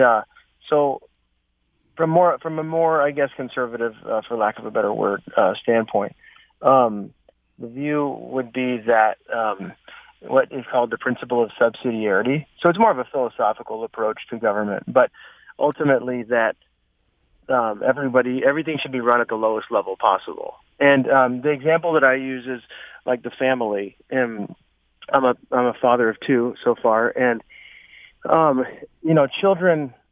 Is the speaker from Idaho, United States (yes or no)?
yes; Idaho, United States; moved away; I'm actually originally from Idaho